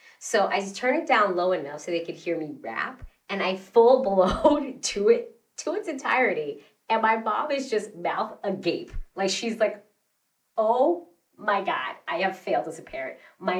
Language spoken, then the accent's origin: English; New York City, New York, United States; now in Long Island, United States; Native New Yorkers.